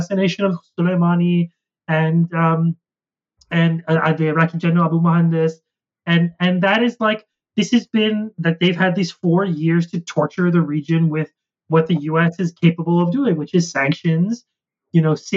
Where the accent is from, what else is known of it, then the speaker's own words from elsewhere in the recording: Canada; also born or lived in United States; as a Canadian.